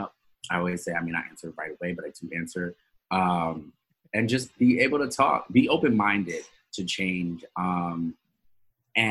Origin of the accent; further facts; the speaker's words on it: New York City, New York, United States; I grew up in Coney Island